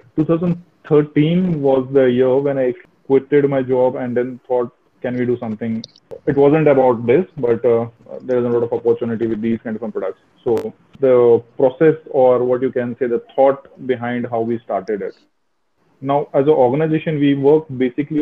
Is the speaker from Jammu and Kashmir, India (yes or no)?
yes; Jammu, Jammu and Kashmir, India; moved away as an adult; also born or lived in Mumbai; now in Pune, India; I was born in Kashmir in 1980s. Then in early 1990s, we had to move out of the Kashmir. We were forced actually to move out of the Kashmir at that time. Lived in migrant camps, if you know about it, for 7 years. And then I did my primary schooling, primary and till 12th in Jammu